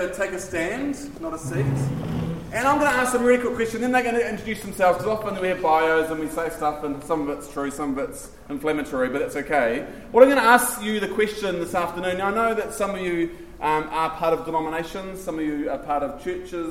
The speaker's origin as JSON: {"language": "English", "region": "Taranaki", "country": "New Zealand", "said": "I'm from Taranaki."}